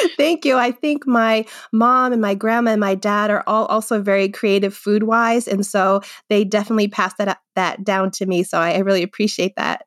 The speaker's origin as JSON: {"language": "English", "region": "Rhode Island", "country": "United States", "tie": "born or raised there", "also_born_or_lived": "Worcester, Massachusetts", "moved": "as an adult", "lives_now": "Londonderry, New Hampshire, United States", "said": "I actually was born and grew up in Rhode Island"}